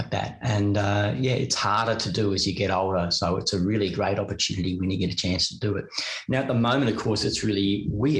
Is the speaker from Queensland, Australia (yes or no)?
no; Melbourne, Victoria, Australia; moved away as an adult; also born or lived in United Kingdom; without having left my hometown, without having left Melbourne.